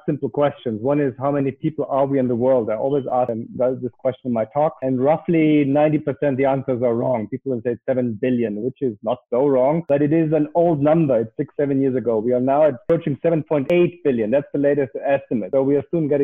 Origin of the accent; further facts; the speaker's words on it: Germany; moved away as an adult; also born or lived in United States / Indonesia / Africa; I live in Europe. I am from Germany initially.